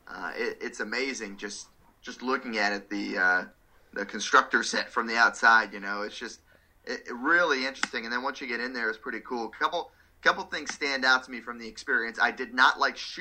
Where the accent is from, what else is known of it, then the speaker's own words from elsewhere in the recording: South Florida, United States; I grew up in South Florida